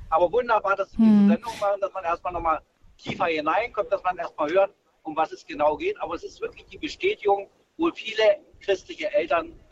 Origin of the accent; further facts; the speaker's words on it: East Germany, Germany; Und ich bin in der DDR aufgewachsen, da war der Biologieunterricht und ich fand das recht gut.